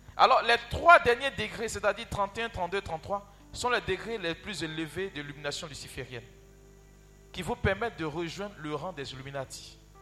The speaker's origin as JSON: {"language": "French", "area": "Yopougon", "region": "Abidjan", "country": "Côte d’Ivoire", "said": "Chez nous, à Yopougon"}